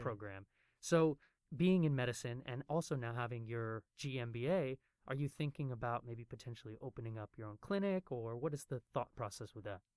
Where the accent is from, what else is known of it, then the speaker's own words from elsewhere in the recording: United States; now in Taiwan; as a foreigner here in Taiwan, and looking back at my home country of the United States